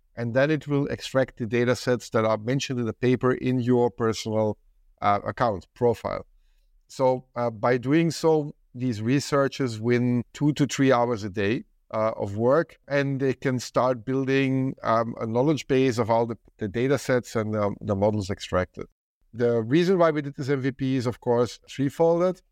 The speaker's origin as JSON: {"language": "English", "country": "Belgium", "said": "I come from Belgium"}